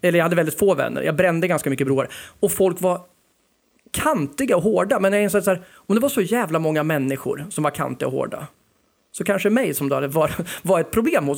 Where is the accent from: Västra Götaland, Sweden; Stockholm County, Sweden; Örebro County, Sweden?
Örebro County, Sweden; Fällingsbro; moved away as an adult; also born or lived in Hallsta / Västerås; jag är uppväxt i Fällingsbro